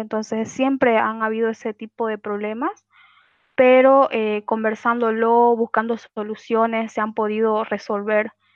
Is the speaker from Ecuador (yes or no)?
no; Santa Cruz de la Sierra, Santa Cruz, Bolivia; yo soy de Santa Cruz de la Sierra